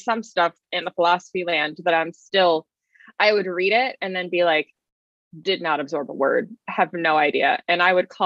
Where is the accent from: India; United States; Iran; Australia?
United States; Richmond, Virginia; also born or lived in Arlington, Virginia / Florida; Grew up in Richmond, Virginia